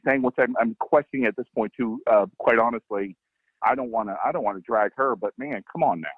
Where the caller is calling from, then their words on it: Jacksonville, Florida, United States; Jacksonville, Florida.